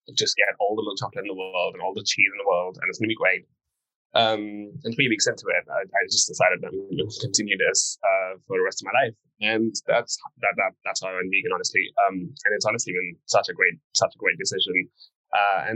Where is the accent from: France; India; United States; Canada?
India; I grew up in a vegetarian family. I come from India